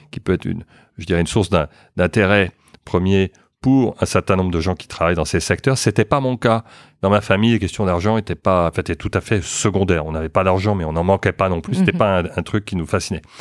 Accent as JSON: {"language": "French", "country": "France", "tie": "born there", "also_born_or_lived": "Luxembourg / New York / Boston / London", "said": "Euh, j'ai vécu, euh, je suis né en France, mais euh, j'ai vécu au Luxembourg, à New York, à Boston, à Londres, et puis maintenant de retour à, Paris."}